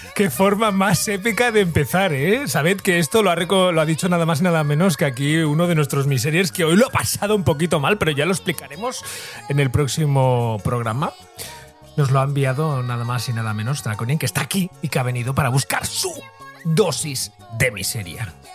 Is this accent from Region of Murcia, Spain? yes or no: no; Barcelona, Catalonia, Spain; para los que somos de Barcelona